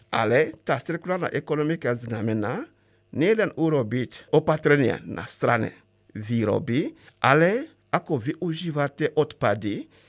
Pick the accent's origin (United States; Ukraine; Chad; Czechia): Chad; Slovak is a second language; moved away as an adult; now in Slovakia; E, vtedy experti z Československa pôsobili u nás v Čade e, v rámci programu pre rozvoj a vývoj rozvojových krajín.